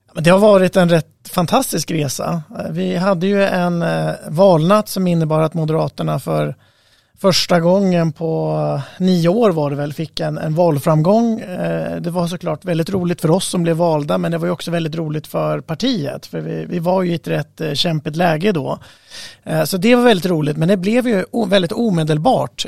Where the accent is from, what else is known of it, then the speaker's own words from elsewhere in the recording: Norrland, Sweden; moved away; Jag kommer själv från Norrland ursprungligen